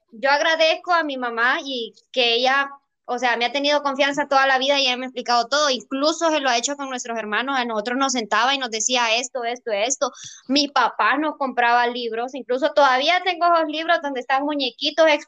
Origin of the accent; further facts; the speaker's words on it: La Vega, Santa Bárbara, Honduras; Yo soy de La Vega Santa Bárbara